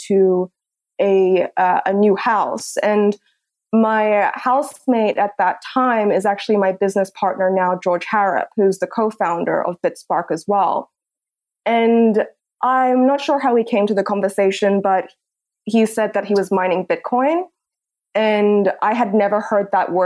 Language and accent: English; Hong Kong; moved away as an adult; also born or lived in Australia; I'm born and raised in Hong Kong.